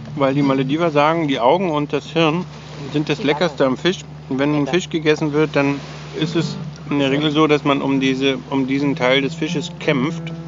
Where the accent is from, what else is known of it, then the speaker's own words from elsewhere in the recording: Germany; bei uns in Deutschland